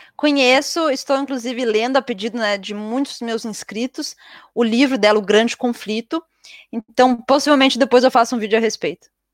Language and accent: Portuguese; Brazil; moved away; also born or lived in Europe; eu sou brasileira